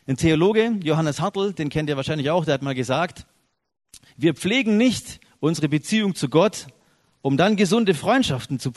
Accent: Biberach, Baden-Württemberg, Germany; ursprünglich komme ich aus Biberach bei Ulm. Sagt, sagt es jemandem was? Biberach südlich von Ulm.

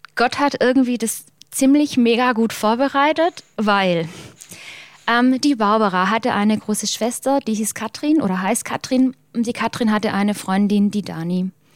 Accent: Germany; Schäklingen ist der Ort, wo ich herkomme

